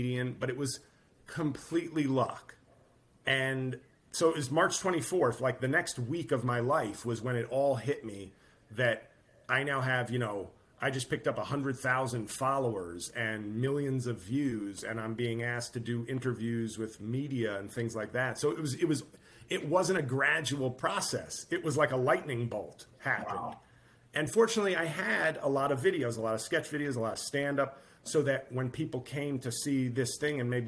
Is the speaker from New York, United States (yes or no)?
yes; New York, United States; I grew up in New York